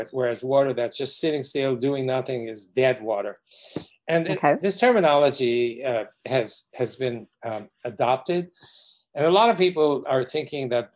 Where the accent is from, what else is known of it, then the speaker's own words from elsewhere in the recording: New York City, New York, United States; growing up in New York City, in Brooklyn